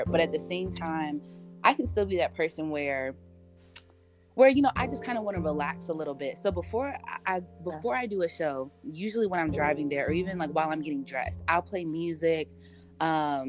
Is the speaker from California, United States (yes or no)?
yes; Southern California, United States; moved away as an adult; also born or lived in Inglewood / Torrance / Cerritos; now in Atlanta, United States; I'm from Southern California, and primarily, like, I was born in Inglewood, but we moved out to the suburbs, like Torrance